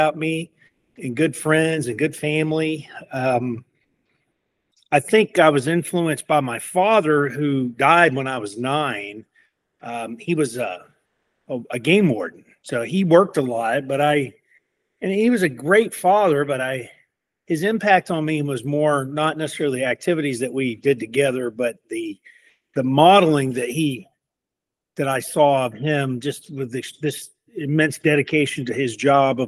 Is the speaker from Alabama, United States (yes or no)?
yes; Decatur, Alabama, United States; I grew up in Decatur, Alabama, in the 70s and 80s